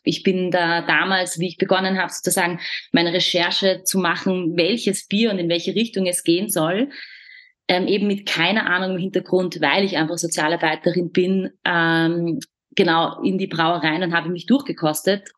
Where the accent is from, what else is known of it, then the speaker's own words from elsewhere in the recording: Vienna, Austria; bei uns in Wien